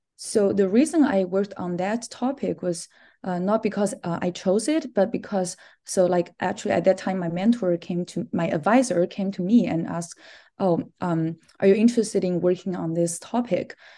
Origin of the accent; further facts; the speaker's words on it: China; moved away as an adult; also born or lived in Minnesota, United States; I'm originally from China